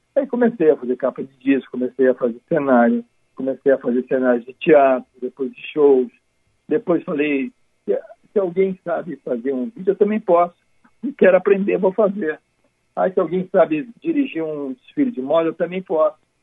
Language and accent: Portuguese; Uruguaiana, Rio Grande do Sul, Brazil; now in Rio de Janeiro, Brazil; eu nasci em Porto Alegre, em Uruguaiana